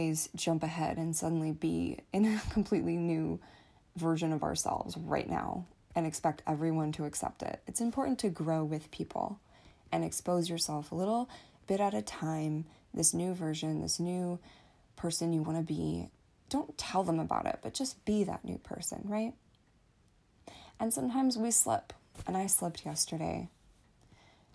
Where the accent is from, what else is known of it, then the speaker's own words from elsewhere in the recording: United States; I am American, so we celebrated Thanksgiving with my family